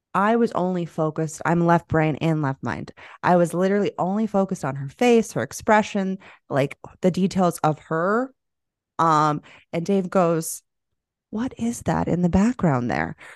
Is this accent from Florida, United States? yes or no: yes; Florida, United States; moved away; I'm literally from Florida. I lived there